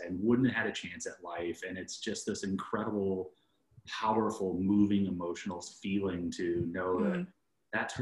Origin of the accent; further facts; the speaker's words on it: Midwest, United States; I'm from the Midwest